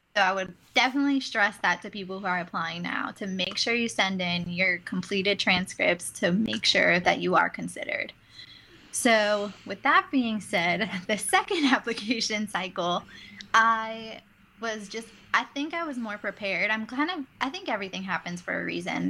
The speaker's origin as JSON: {"language": "English", "town": "New Orleans", "region": "Louisiana", "country": "United States", "lives_now": "Baton Rouge, United States", "said": "I am from originally from New Orleans, so it's not too far away from home"}